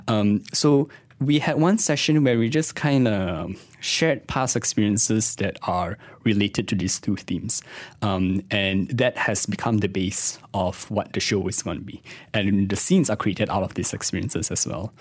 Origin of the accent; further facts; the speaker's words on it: Kuala Lumpur, Malaysia; I was born in, born and raised in K L